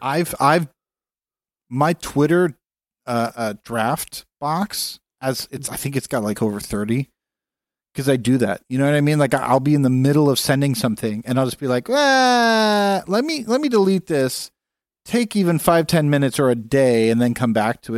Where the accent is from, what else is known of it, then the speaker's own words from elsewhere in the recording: California, United States; As a Californian